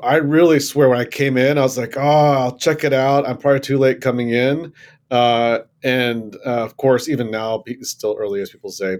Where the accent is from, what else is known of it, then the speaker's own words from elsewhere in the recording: Florida, United States; moved away as an adult; also born or lived in Tennessee / North Carolina; now in San Francisco, United States; No, I actually grew up in Florida. I grew up in Florida for most of my childhood